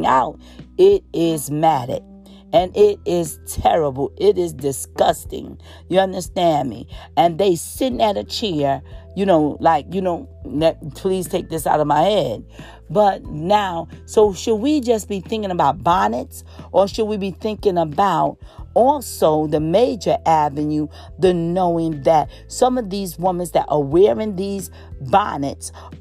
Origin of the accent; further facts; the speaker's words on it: New York City, New York, United States; growing up in New York City